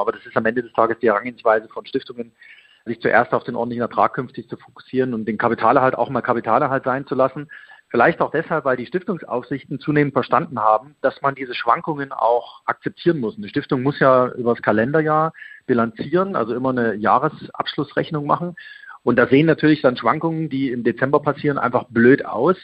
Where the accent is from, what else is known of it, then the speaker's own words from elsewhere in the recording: Leipzig, Saxony, Germany; also born or lived in Munich; die Bürgerstiftung Leipzig. Das ist meine Geburtsstadt